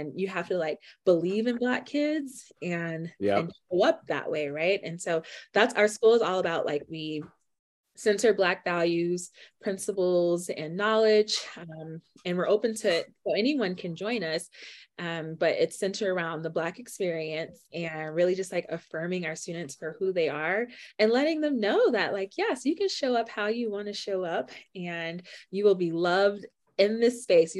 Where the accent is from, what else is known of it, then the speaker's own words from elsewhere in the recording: Miami, Florida, United States; moved away as an adult; now in Denver, United States; my growing up in Miami. So I was in GT in elementary through high school